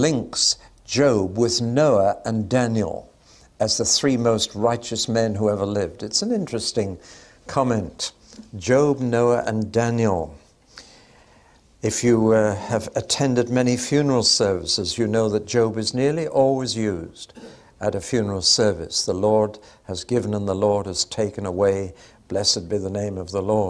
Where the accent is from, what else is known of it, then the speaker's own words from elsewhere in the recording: England, United Kingdom; we're English